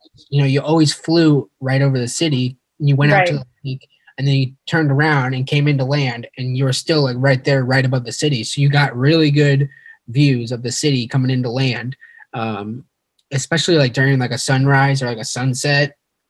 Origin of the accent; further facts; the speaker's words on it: St. Louis, Missouri, United States; also born or lived in Ukraine / Philadelphia; my hometown of St. Louis. Here in St. Louis